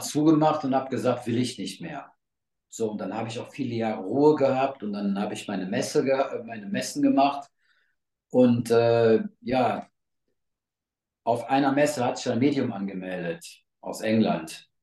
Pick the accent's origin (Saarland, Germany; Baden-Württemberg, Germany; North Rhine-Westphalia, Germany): North Rhine-Westphalia, Germany; hier bei uns in NRW